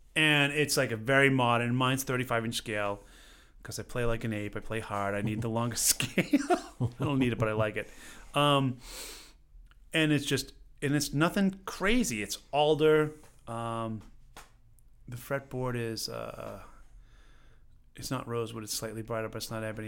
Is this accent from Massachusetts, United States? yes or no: yes; Stoneham, Massachusetts, United States; moved away; I grew up, uh, in a little town, Stoneham, Massachusetts